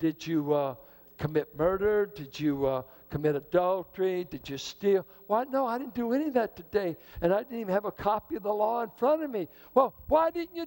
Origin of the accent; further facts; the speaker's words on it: Richmond, United States; I grew up in Richmond.